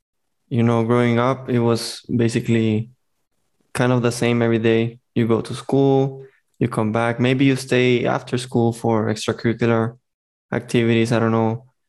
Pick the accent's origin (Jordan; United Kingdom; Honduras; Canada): Honduras; Tegucigalpa, Francisco Morazán; moved away as an adult; now in Taiwan; So yeah, I was born in Tegucigalpa. Basically, I lived my whole life there until I got accepted.